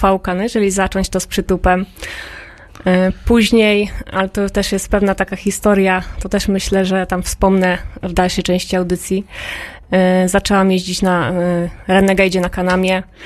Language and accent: Polish; Toruń, Kuyavian-Pomeranian Voivodeship, Poland; moved away; also born or lived in Podhale; I w Toruniu właśnie się urodziłam ja